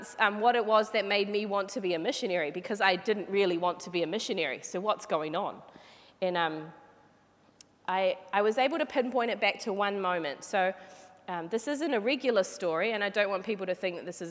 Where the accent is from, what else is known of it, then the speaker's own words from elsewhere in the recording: Flaxmere, Hawke's Bay, New Zealand; now in Hamilton, New Zealand; I grew up in Flaxmere, which is a little small suburb in Hawke's Bay, which is on the east coast of New Zealand